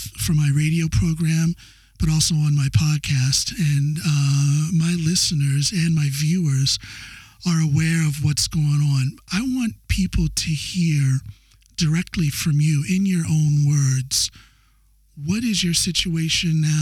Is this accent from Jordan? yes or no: no; United States; moved away as an adult; now in Norway; I'm an American citizen, as everybody knows, as you know, but I've been here in Norway for almost 20 years